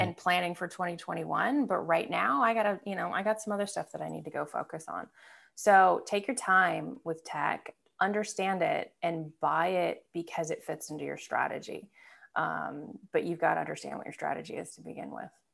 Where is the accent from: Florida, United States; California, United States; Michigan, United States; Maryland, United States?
Michigan, United States; also born or lived in Belgium / Scotland / Milwaukee; I grew up in Michigan, uh, so this is where my love of the Detroit Lions comes from. Uh, grew up in Michigan, I went to grade school there, high, high school there